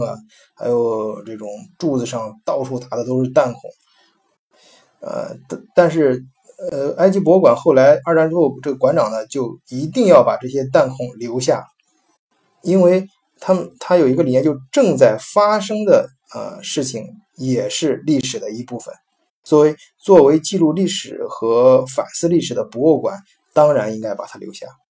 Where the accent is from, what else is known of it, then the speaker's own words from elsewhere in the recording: China; moved away; 我们中国人